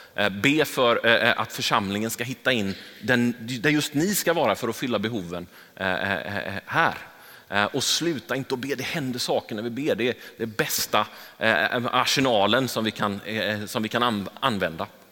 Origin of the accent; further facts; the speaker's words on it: Gothenburg, Västra Götaland, Sweden; jag är uppvuxen i Angered. Jag, jag eh, har gått i skola i Angered